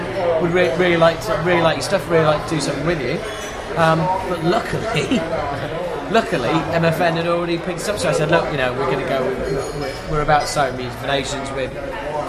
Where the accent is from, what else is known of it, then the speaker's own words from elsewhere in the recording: Yorkshire and the Humber, United Kingdom; I'm a Yorkshireman